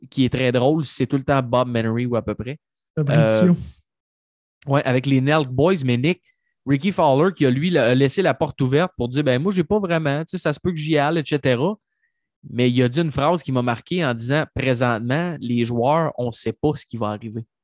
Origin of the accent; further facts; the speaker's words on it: Trois-Rivières, Quebec, Canada; Je viens de Trois-Rivières.